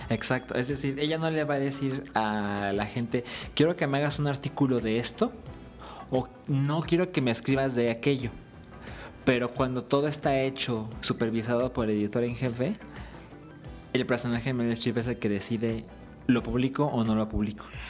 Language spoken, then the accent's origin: Spanish; Guadalajara, Jalisco, Mexico; moved away; nosotros somos de Guadalajara